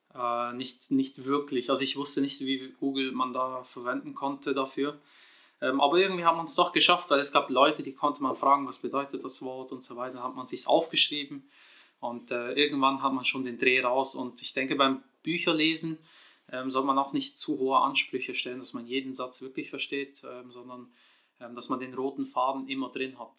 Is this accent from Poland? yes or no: no; Switzerland; in der Schweiz geboren und aufgewachsen